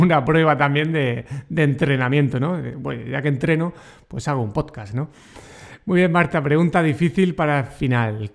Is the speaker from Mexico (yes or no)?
no; Region of Murcia, Spain; accent: murciano; yo soy, ya sabes, muy murciano y mi acento murciano